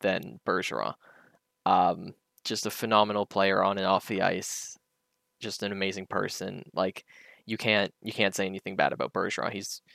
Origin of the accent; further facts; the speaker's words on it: Canada; I'm Canadian